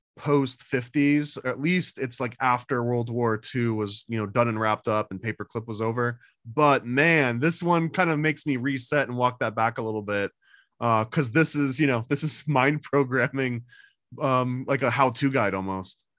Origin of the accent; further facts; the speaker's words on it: New York, United States; I also was growing up in New York